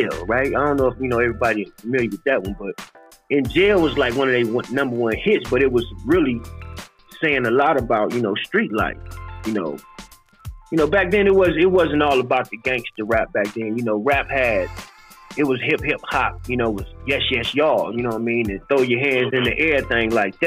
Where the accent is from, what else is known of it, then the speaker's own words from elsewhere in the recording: Detroit, Michigan, United States; also born or lived in Arkansas; I grew up in Michigan, rough ends of Detroit, Michigan